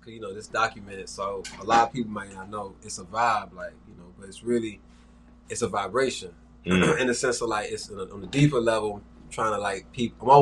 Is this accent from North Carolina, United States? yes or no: no; Miami, Florida, United States; I'm from Miami, Florida. I'm going to get specific, Goose, Naranja area, down south, if you know. But born and raised Miami